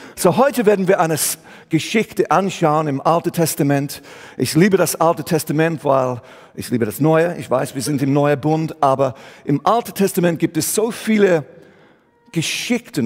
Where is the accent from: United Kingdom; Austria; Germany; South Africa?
United Kingdom; England; German is a second language; moved away as an adult; also born or lived in Switzerland; now in Aarau, Switzerland; Ich komme ursprünglich aus England, wohne aber seit dieses Jahr 25 Jahre hier in die Schweiz